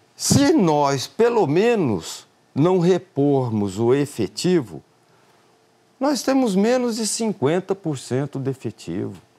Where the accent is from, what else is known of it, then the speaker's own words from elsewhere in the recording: Mato Grosso do Sul, Brazil; surgiu a oportunidade de eu governar o estado onde eu nasci